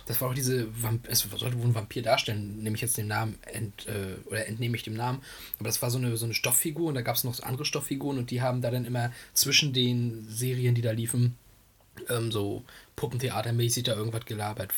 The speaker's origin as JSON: {"language": "German", "town": "Greifswald", "region": "Mecklenburg-Vorpommern", "country": "Germany", "tie": "born or raised there", "said": "hier bei uns in Kreiswald"}